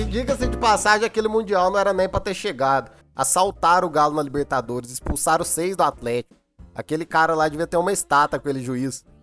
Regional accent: Minas Gerais, Brazil; Sou atleticano, sou mineiro, torço pro time do meu estado

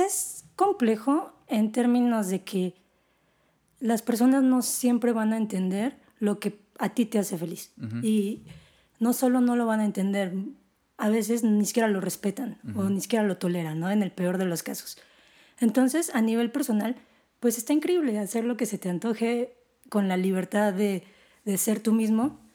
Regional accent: Guadalajara, Jalisco, Mexico; moved away; also born or lived in Mexico City; mi familia es una familia de tapatía tradicional

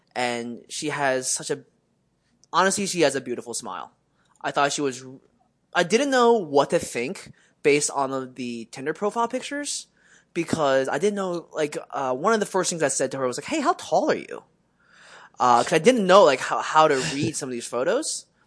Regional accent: Westchester, United States; growing up in Westchester

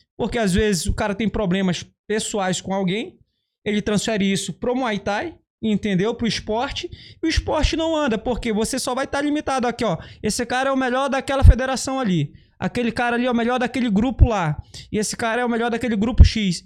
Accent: Carutapera, Maranhão, Brazil; also born or lived in Belém; now in Rio de Janeiro, Brazil; A minha cidade se chama Carutapera, significa Casa de Homem Branco

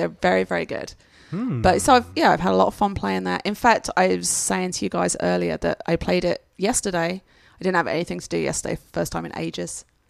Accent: England, United Kingdom; No, because I'm English.

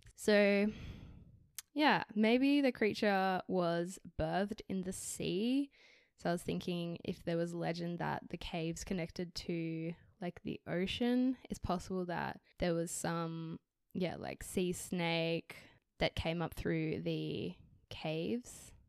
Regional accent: Canberra, Australian Capital Territory, Australia; also born or lived in Canada; I'm also now back in my hometown, and newly employed by the public service here in Canberra

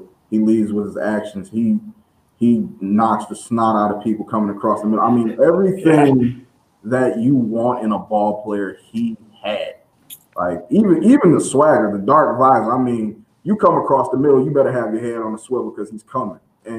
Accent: Clarkston, Michigan, United States; Yeah, I'm from Clarkson.

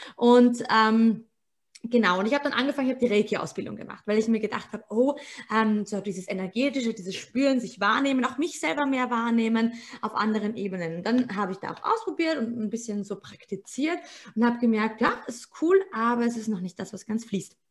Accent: Austria; bei uns in Österreich

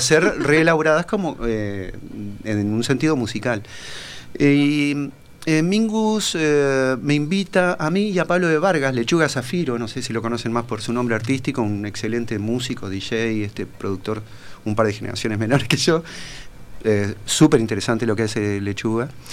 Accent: Paysandú, Uruguay; yo me crié en Paysandú ah. este, hice toda la escuela en Paysandú

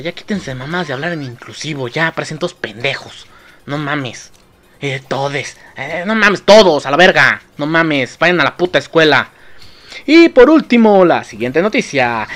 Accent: Mexico; nosotros como mexicanos

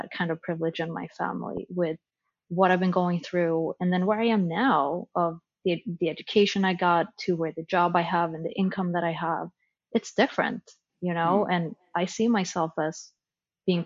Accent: Sweden; moved away; how I was raised in Sweden

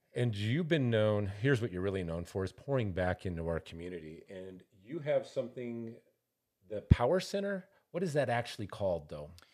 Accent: Montana, United States; now in Albuquerque, United States; I'm from Montana originally, and when we came here

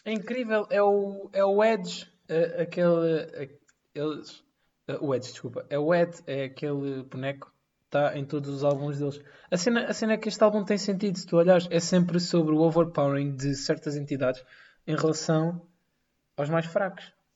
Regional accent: Amadora, Lisbon, Portugal; eu sou da Madorna

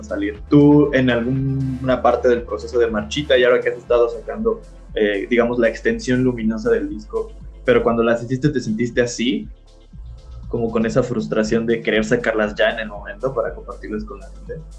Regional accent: Mexico

